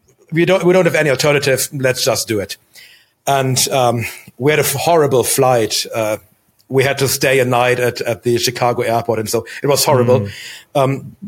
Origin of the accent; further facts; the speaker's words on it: Germany; So I was born in Germany. We moved around a lot, but always within the German borders.